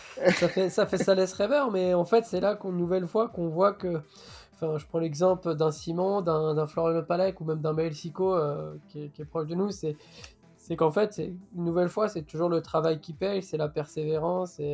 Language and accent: French; Breton, Brittany, France; En tant que breton